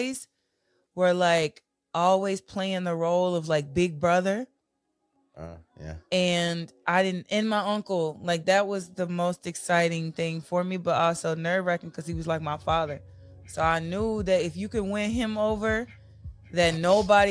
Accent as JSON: {"language": "English", "town": "Dallas", "region": "Texas", "country": "United States", "tie": "born or raised there", "also_born_or_lived": "Corsicana, Texas / Lancaster, Texas / Mesquite, Texas"}